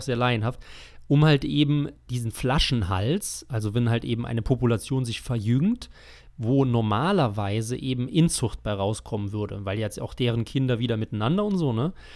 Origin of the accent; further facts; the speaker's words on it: Germany; wir als, als Deutsche